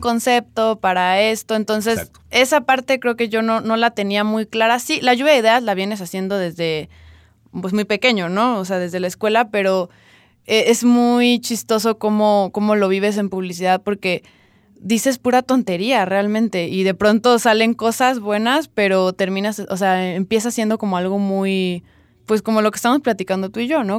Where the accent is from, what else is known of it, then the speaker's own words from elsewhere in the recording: San Cristóbal de las Casas, Chiapas, Mexico; also born or lived in Tuxtla Gutiérrez, Chiapas; nací en Tuxtla, pero en realidad en la capital de Chiapas, pero en realidad vivo ahorita acá y realmente toda mi vida hasta los 18 viví aquí